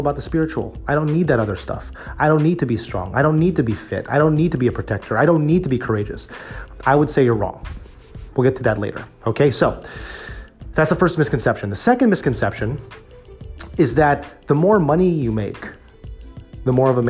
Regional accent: United States; as a Filipino-American man, as a guy who grew up in Filipino-American Catholic church communities growing up

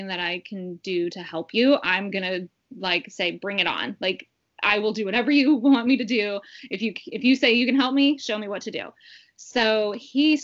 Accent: St. Louis, Missouri, United States; now in Ohio, United States; I am originally from St. Louis

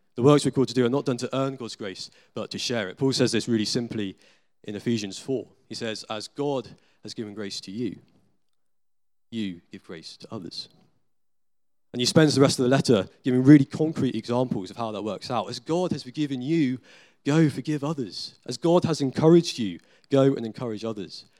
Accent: United Kingdom; we're British citizens in the twenty-first century

